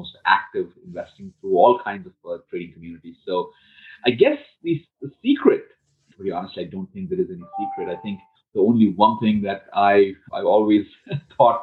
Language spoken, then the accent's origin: English; India; moved away as an adult; I came from India, from a middle-class family